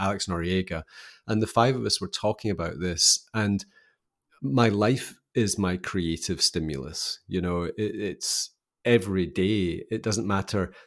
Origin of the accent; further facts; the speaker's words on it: Scottish Highlands, Scotland, United Kingdom; So I grew up in Scotland, in the kinda highlands of Scotland.